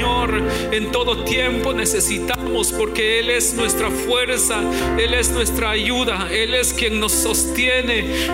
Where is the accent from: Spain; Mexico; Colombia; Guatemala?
Guatemala; moved away; hermanas del grupo femenil de mi iglesia allá en mi pueblo en Guatemala yo tenía 18 años